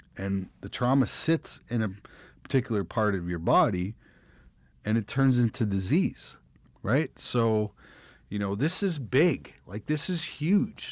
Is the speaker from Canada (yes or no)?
yes; Russell, Manitoba, Canada; moved away; I'm from Russell, Manitoba, and I'm in Los Angeles, California